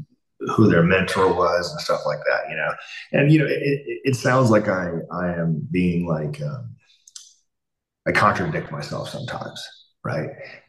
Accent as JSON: {"language": "English", "country": "United States", "said": "Number 2, I'm an American."}